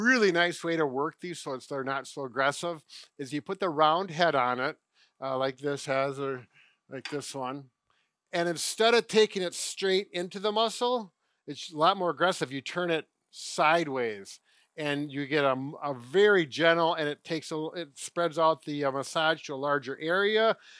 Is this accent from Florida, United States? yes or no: no; Wisconsin, United States; Well, you know, we're from Wisconsin. It's just part of the culture.